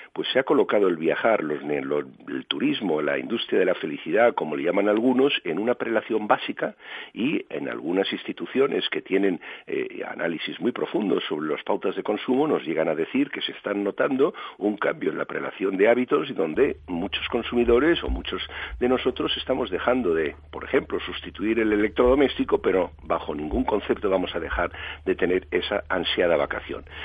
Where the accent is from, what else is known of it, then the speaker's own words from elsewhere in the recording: Spain; somos los españoles